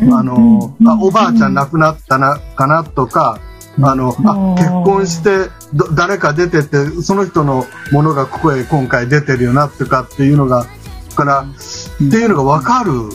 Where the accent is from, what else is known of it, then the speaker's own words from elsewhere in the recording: Okayama, Japan; now in Takahashi, Japan; 岡山で生まれてえー、っとまああのー小学校の時のお父さんとお母さんが離婚をして